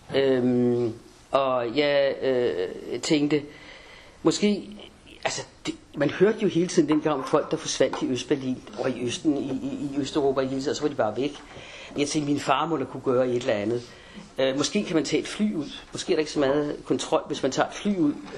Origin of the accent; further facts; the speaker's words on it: Denmark; jeg havde dansk pas